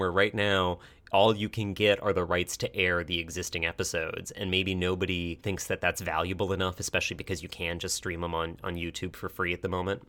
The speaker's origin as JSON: {"language": "English", "country": "United States", "said": "we're an American audience"}